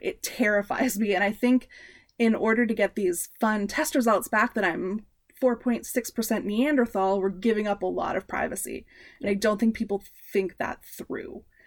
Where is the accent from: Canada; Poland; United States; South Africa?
Canada; we are Canadian slash North American centric